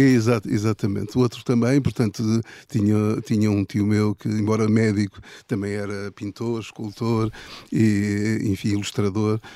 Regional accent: Lisbon, Portugal; also born or lived in Ílhavo; eu vivi sempre em Lisboa

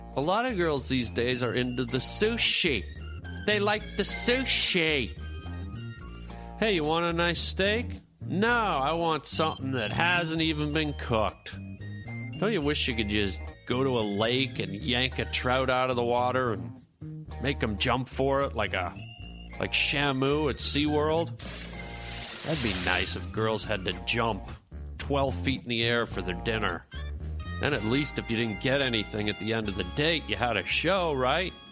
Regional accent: Canada; I'm Canadian

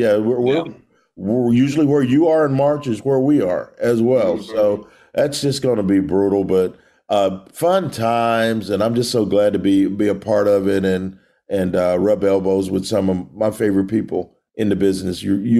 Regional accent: Dallas, Texas, United States; who I grew up watching wrestling commentary in Dallas.

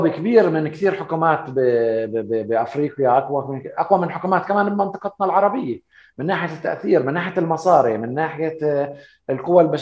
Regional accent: Palestine; انا ما بقدر اسمح لحالي انه اقول انا كفلسطيني بدي انسحب منها

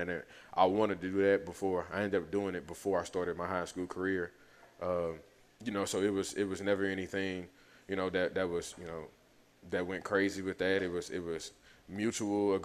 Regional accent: Lafayette, Louisiana, United States; me learning the French and everything, growing up in Lafayette, my stepfather growing up in Lafayette

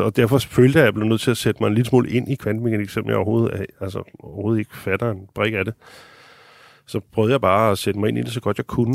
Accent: Denmark; som en dansker

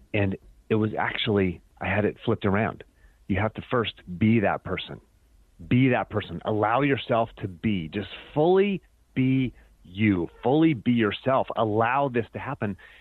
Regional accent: Pennsylvania, United States; moved away; also born or lived in Virginia; growing up in Pennsylvania.

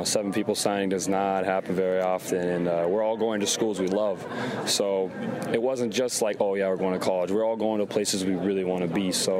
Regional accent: Fargo, North Dakota, United States; born or raised there

